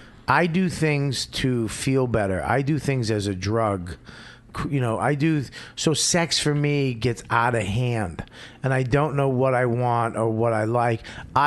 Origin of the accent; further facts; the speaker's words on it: Boston, Massachusetts, United States; I grew up in Boston